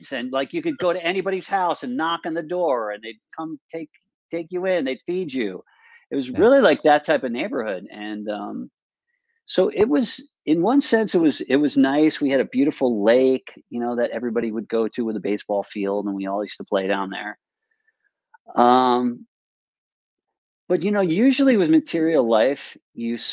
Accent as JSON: {"language": "English", "area": "Westchester", "region": "New York", "country": "United States", "tie": "born or raised there", "also_born_or_lived": "New Rochelle, New York", "said": "I grew up in Westchester."}